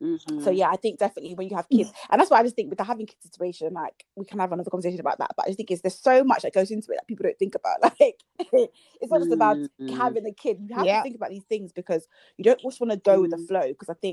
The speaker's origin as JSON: {"language": "English", "country": "Nigeria", "said": "we're both Nigerian, I definitely think that the way that being Nigerian manifests itself is very different in our households."}